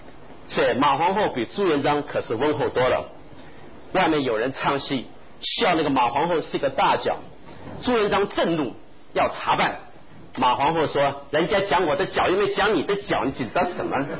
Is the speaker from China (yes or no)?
yes; China; 我讲句不好听的话，我们中国人读书读到学校为止，离开学校的围墙就什么都没有。